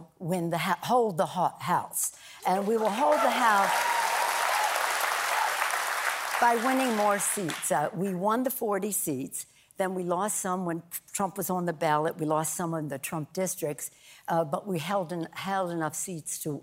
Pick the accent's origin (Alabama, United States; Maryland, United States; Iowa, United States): Maryland, United States; now in California, United States; I'm from Maryland originally. I've been in California a long time